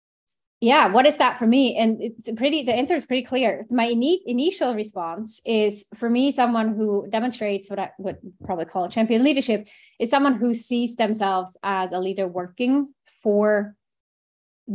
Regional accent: Switzerland; I grew up in Switzerland and studied finance, thinking I might go into banking, like a typical Swiss kid

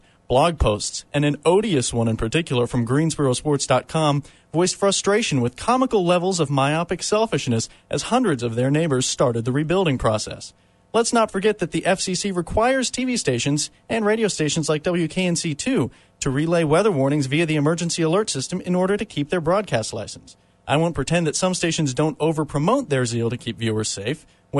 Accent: Virginia, United States; I come from Virginia and wasn't born into this silly tangle of basketball rivalries.

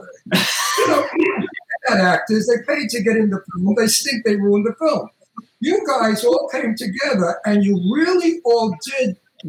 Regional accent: Brooklyn, New York, United States; And I'm from Brooklyn.

